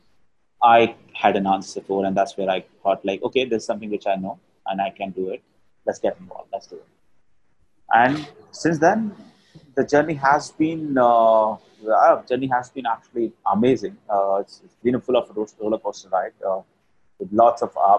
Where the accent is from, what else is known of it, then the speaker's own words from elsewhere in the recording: Rajasthan, India; I'm from Rajasthan, I'm a Marwari